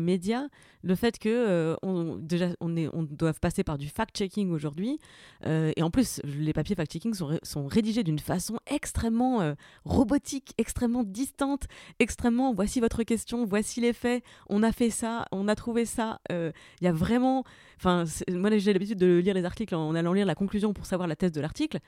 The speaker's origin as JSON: {"language": "French", "town": "Saint-Avold", "region": "Grand Est", "country": "France", "moved": "yes", "lives_now": "Paris, France", "said": "je viens de la région de Saint-Avold"}